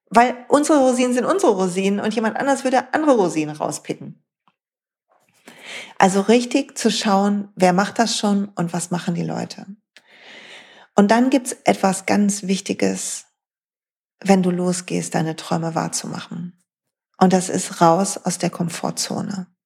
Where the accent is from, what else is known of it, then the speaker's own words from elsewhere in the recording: North Rhine-Westphalia, Germany; Weil, Freunde, ich komme aus dem Ruhrpott.